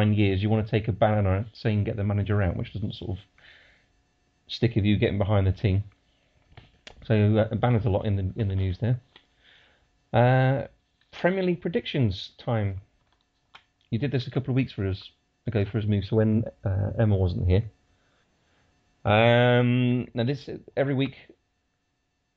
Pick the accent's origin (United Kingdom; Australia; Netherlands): United Kingdom; Leicester, East Midlands; accent: Leicester; my Leicester accent